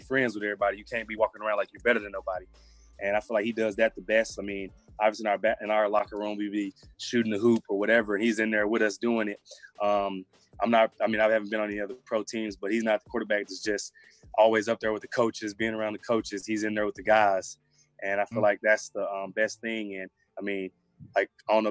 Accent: Memphis, Tennessee, United States; I grew up in Memphis

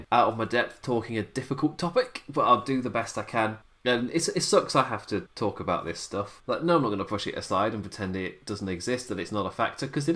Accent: United Kingdom; I'm British.

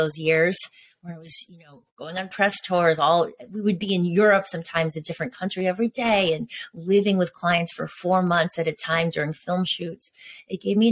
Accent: Connecticut, United States; also born or lived in New York / Venice Beach, Los Angeles; now in Los Angeles, United States; I grew up in Connecticut

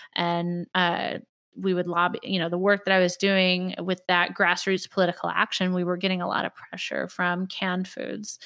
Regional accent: Indianapolis, Indiana, United States; in Indianapolis Public Schools, I'm very involved with, uh, some of the work here in my hometown

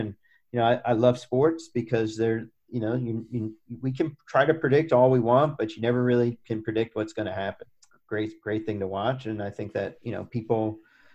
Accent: Indiana, United States; moved away as an adult; also born or lived in Daytona Beach, Florida; I grew up in Indiana

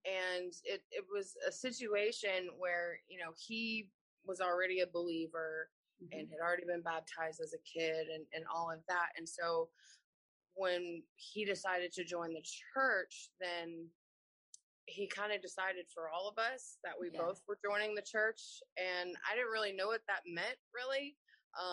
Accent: Atlanta, Georgia, United States; I grew up in Atlanta, Georgia

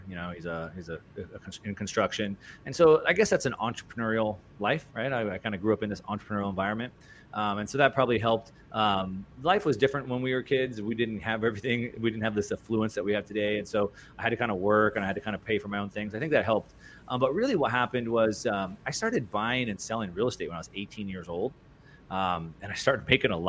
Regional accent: Southern California, United States; I grew up in Southern California racing dirt bikes and surfing and snowboarding

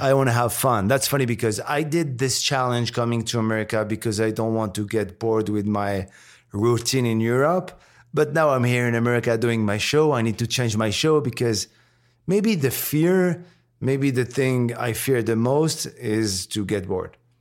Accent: Morocco; English is a second language; moved away; also born or lived in France; I was born and raised in Morocco before moving to France

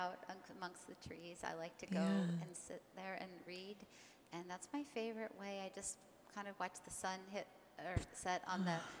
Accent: Ojai, California, United States; I really came back to where I grew up here in Ojai

